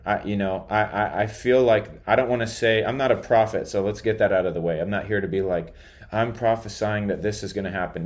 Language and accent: English; United States; I'm American